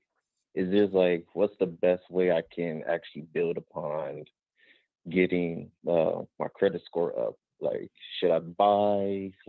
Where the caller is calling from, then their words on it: Los Angeles, California, United States; I'm from Los Angeles.